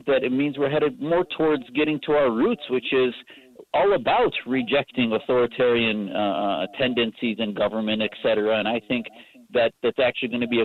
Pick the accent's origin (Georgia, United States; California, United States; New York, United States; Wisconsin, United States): Wisconsin, United States; Neenah; growing up in Wisconsin, in Neenah, Wisconsin, up in Appleton area